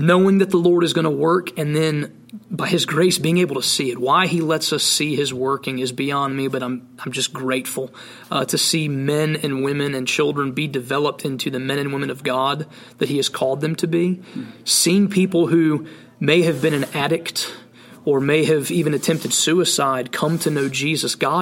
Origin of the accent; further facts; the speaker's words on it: the South, United States; moved away as an adult; now in Montana, United States; Growing up in the South, you had churches on every corner